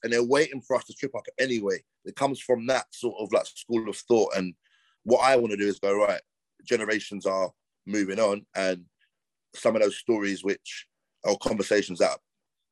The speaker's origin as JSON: {"language": "English", "region": "London", "country": "United Kingdom", "tie": "born or raised there", "said": "growing up in London"}